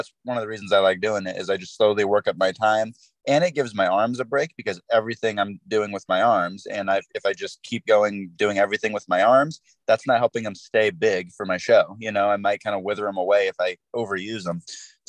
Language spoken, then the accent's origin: English; Sacramento, California, United States; I'm in California, in around Sacramento area.